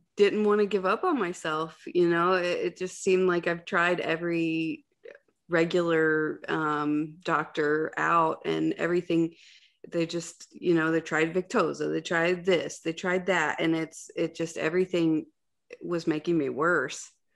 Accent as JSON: {"language": "English", "region": "Ohio", "country": "United States", "said": "I'm from Ohio"}